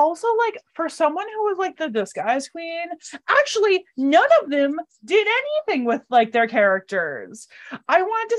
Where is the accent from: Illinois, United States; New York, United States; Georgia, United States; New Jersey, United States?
New York, United States; Ithaca; I'm from Ithaca.